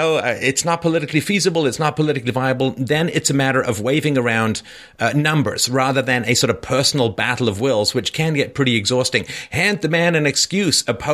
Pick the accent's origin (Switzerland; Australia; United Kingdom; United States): United Kingdom; I'm British